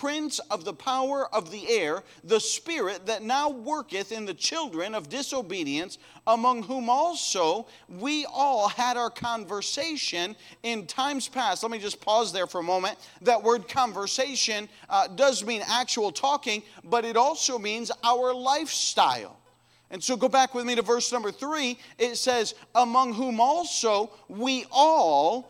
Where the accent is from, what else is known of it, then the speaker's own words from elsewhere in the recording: United States; we come from America, the Christian nation